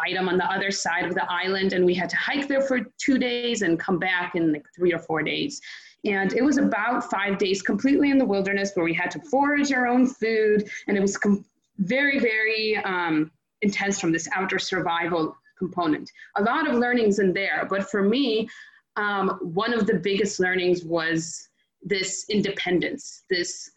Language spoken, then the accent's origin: English; Belarus; first language Russian; English is a second language; moved away; I was born in Belarus, so that was my first language.